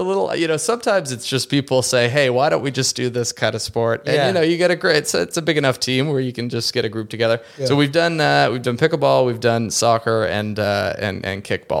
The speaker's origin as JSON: {"language": "English", "town": "Seattle", "region": "Washington", "country": "United States", "tie": "born or raised there", "said": "So growing up in Seattle"}